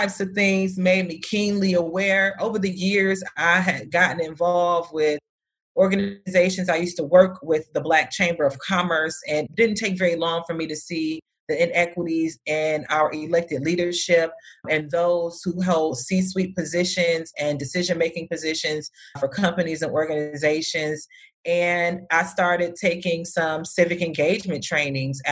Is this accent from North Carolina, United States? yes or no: no; Detroit, Michigan, United States; moved away as an adult; now in Phoenix, United States; I'm originally from Detroit, Michigan, and I decided to move to Phoenix, Arizona